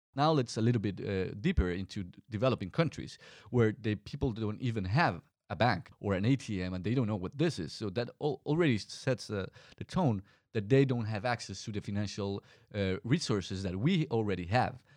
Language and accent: English; Colombia; moved away as an adult; my home country, Colombia